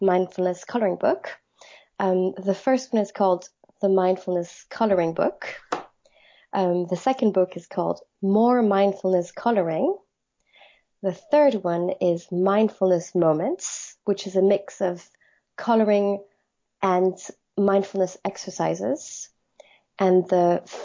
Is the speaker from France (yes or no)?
yes; Paris, Île-de-France, France; moved away as an adult; also born or lived in Edinburgh, United Kingdom; now in London, United Kingdom; I'm French. I grew up in Paris